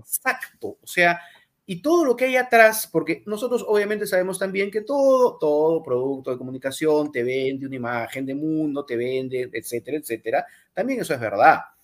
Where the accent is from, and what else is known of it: Peru